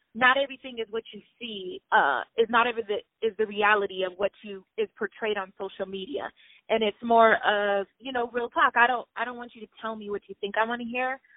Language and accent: English; Pomona, California, United States; originally, I'm from Pomona, California